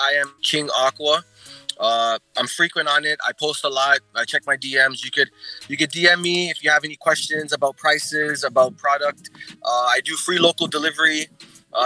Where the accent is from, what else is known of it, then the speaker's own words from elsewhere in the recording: Kingston, Jamaica; I was born in Kingston, Jamaica